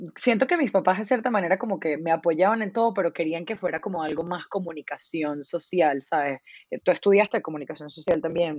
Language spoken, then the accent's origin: Spanish; Venezuela; soy venezolana